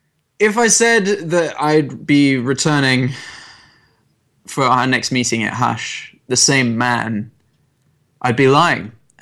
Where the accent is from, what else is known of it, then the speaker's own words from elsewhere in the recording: Puerto Rico; Okay, so when I was growing up in Puerto Rico, I went by the name ….